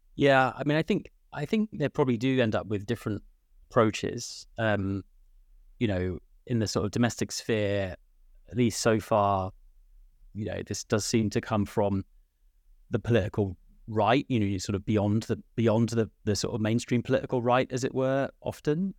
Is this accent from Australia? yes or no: no; United Kingdom; now in Ireland; I'm sat here in, in, uh, Ireland, but from my accent, uh, I'm from the U K